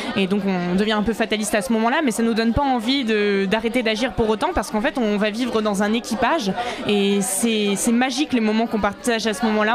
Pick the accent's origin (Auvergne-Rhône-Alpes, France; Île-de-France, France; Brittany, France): Brittany, France; je viens de Bretagne